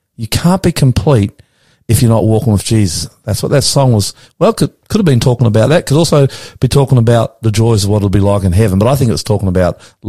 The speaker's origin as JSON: {"language": "English", "country": "Australia", "said": "I'm an Aussie."}